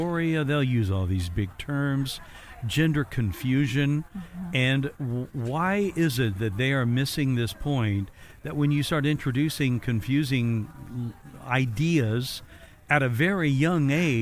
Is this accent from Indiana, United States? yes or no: yes; Evansville, Indiana, United States; moved away; I'm originally from Evansville, Indiana